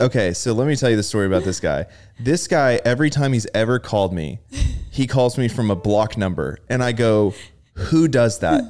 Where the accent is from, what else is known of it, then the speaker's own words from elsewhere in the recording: Rockwall, Texas, United States; growing up in Rockwall